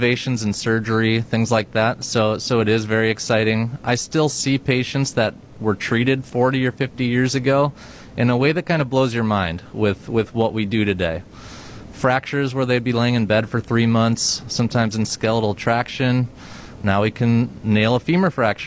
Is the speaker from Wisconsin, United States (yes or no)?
yes; Rhinelander, Wisconsin, United States; I was born and raised in Rhinelander, Wisconsin